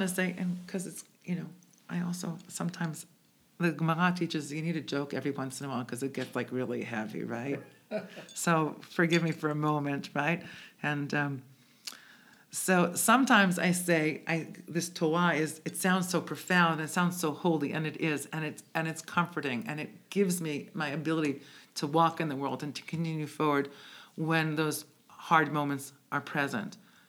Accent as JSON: {"language": "English", "country": "Israel", "tie": "born or raised there", "also_born_or_lived": "Bronx, United States", "said": "I was born in the Bronx, made in Israel. Is actually how I define myself. Born in the Bronx, made in Israel."}